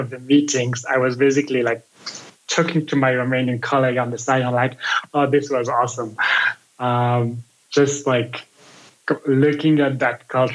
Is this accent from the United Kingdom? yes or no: no; Belgium; now in United States; I'm from Belgium